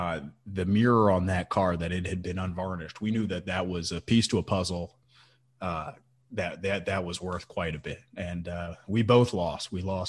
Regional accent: Hawaii, United States; also born or lived in Chicago / Washington, D.C.; So, if I'm back in Hawaii, my hometown, it's gotta be juicy fruit, on that beach.

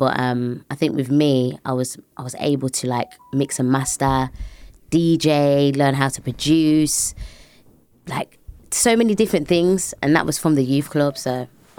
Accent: Birmingham, West Midlands, United Kingdom; It was pretty straightforward. I mean, we were one of the very few families that were black in a white-dominated area, and it's very run down, and even to this day, it's the same.

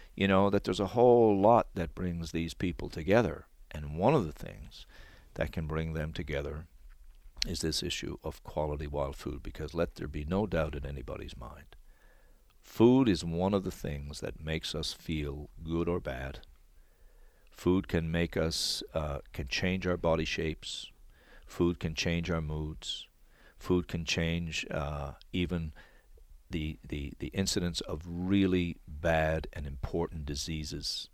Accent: Newfoundland and Labrador, Canada; I come from Newfoundland

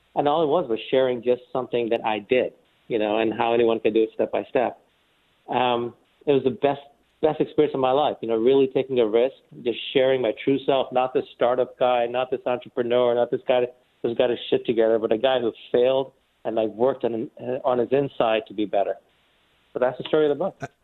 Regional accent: New York City, New York, United States; born or raised there; also born or lived in India

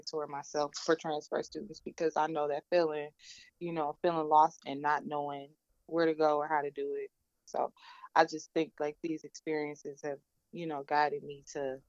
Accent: Detroit, Michigan, United States; I'm from Detroit

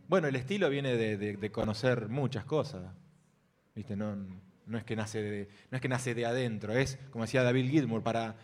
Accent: Arroyo Seco, Santa Fe, Argentina; vengo de una ciudad que se llama Arroyo Seco

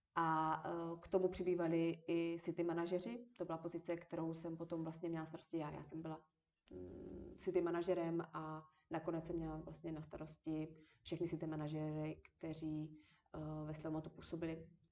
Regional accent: Moravia, Czechia; moved away as an adult; also born or lived in Olomouc / Prague; protože já jsem studovala v Olomouci a jsem z Moravy.

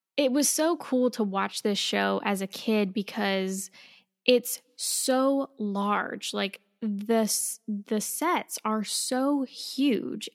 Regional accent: Orlando, Florida, United States; also born or lived in Anaheim, California; I grew up near Orlando, Florida. I was born and raised there and lived there most of my life

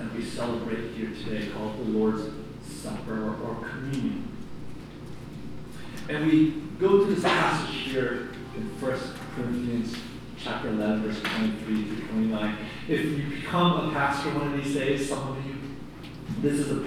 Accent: Philadelphia, Pennsylvania, United States; growing up in Philadelphia and going through the streets of North Philly

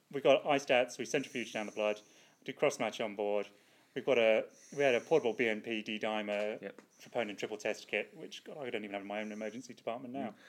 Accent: United Kingdom; now in Australia; as a Brit abroad

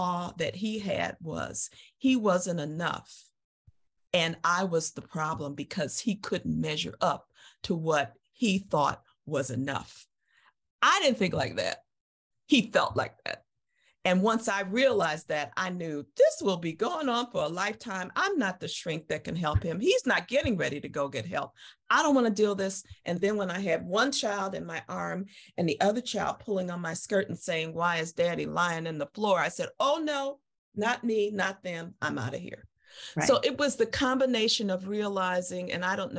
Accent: Chicago, Illinois, United States; moved away as an adult; came to Chicago and my hometown and lived with my dad

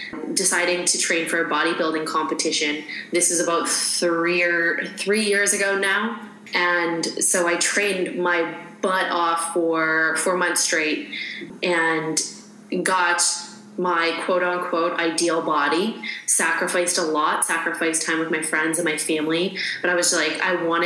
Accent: Saskatchewan, Canada; moved away as an adult; also born or lived in Arizona; I grew up in Canada, Saskatchewan, Canada

